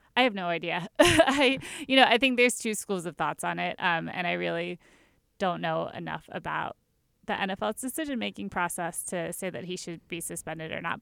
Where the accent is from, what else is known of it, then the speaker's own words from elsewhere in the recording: Baltimore, Maryland, United States; I'm from Baltimore